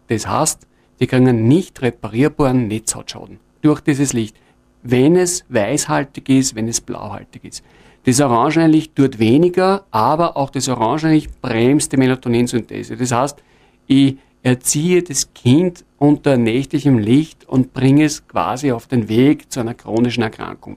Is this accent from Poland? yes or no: no; Linz, Upper Austria, Austria; also born or lived in Innviertel; in der Stadt Linz, wo ich herkomme